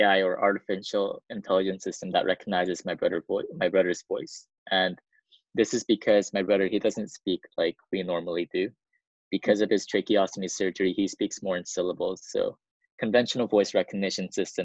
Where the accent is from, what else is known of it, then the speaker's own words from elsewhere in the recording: South Korea; So I come from a family of four. We're from South Korea.